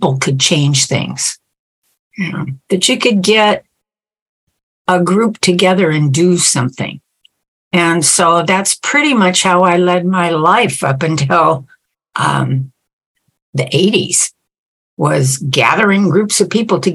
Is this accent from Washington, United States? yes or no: yes; Renton, Washington, United States; I grew up in Renton, Washington. Not far from here